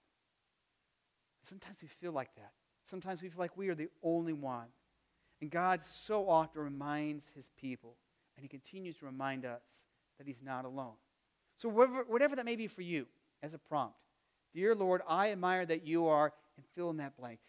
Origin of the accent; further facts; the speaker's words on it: Arizona, United States; now in Midwest, United States; growing up in Arizona, you know, you had the season of hot and the season of not quite so hot.